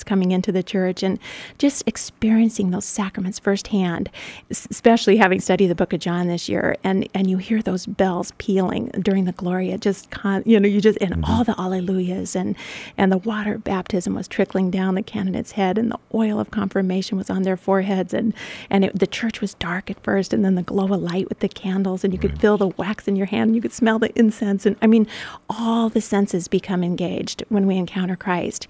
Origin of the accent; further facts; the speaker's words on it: Grand Island, Nebraska, United States; moved away; Grand Island, my hometown